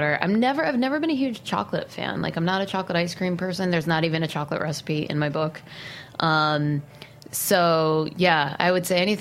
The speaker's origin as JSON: {"language": "English", "town": "Shelton", "region": "Connecticut", "country": "United States", "tie": "born or raised there", "moved": "yes", "said": "I grew up in Connecticut. I grew up in Shelton, which is probably equidistant between Fairfield and New Haven."}